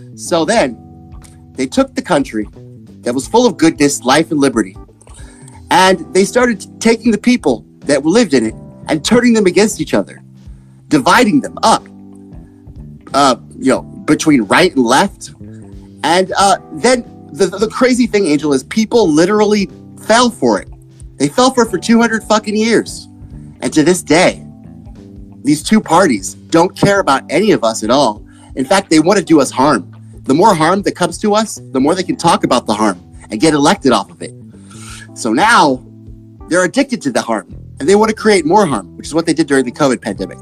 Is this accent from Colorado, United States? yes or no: no; Texas, United States; I'm from Texas.